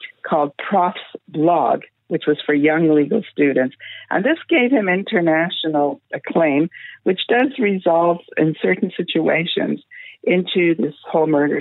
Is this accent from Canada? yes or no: yes; Canada; I'm from Canada